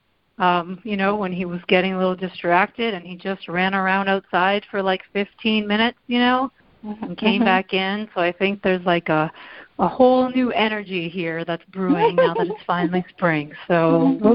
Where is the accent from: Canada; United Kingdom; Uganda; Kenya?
Canada; Windsor, Ontario; moved away as an adult; also born or lived in Iowa City, Iowa; now in Michigan, United States; born and raised in Windsor.